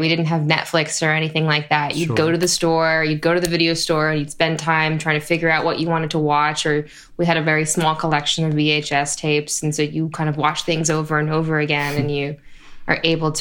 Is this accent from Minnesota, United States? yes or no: no; Topanga Canyon, California, United States; I grew up in Topanga Canyon